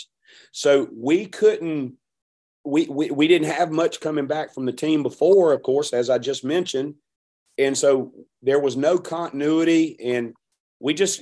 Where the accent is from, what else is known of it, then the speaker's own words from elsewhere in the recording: Hattiesburg, Mississippi, United States; I'm from Hattiesburg